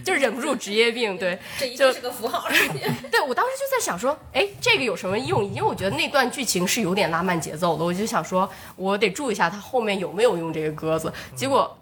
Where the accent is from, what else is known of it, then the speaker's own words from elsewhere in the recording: Changchun, Jilin, China; moved away; 因为我是长春人嘛，然后长春也是很有名，就是长春一汽第，呃，第一汽车制造厂。嗯，所以我就是厂区里长大的